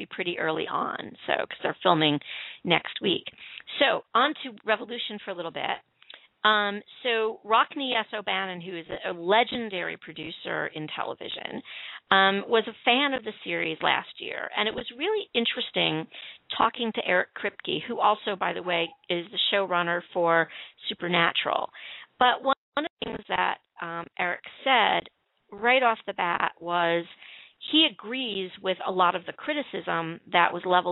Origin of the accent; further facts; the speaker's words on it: Chicago, Illinois, United States; my hometown